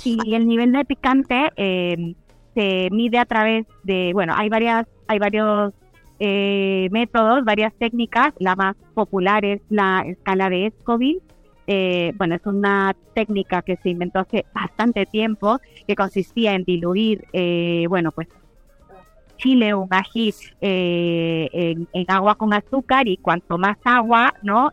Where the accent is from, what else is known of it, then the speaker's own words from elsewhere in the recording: Peru; soy peruana